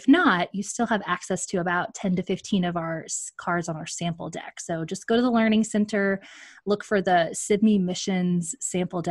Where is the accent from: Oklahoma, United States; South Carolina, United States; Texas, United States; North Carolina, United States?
Texas, United States; Magnolia; my hometown, Magnolia, Texas